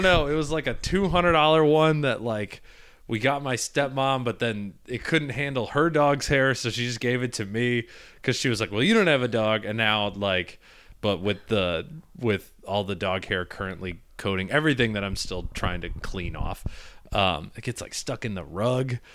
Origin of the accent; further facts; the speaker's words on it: Midwest, United States; now in New York, United States; I grew up in the Midwest